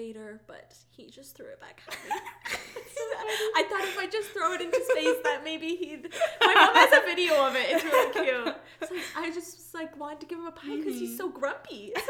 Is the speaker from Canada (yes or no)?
yes; Canada; we're from Canada